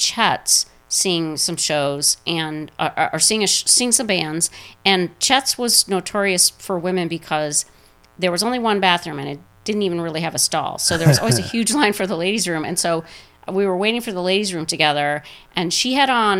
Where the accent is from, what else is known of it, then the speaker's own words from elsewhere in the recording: Michigan, United States; moved away as an adult; now in Boston, United States; I'm from Michigan.